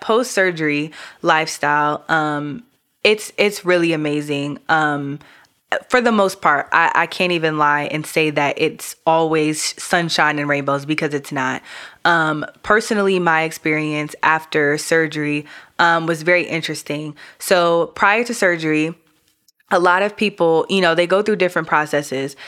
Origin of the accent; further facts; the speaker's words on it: New York, United States; also born or lived in Caribbean; I'm from New York.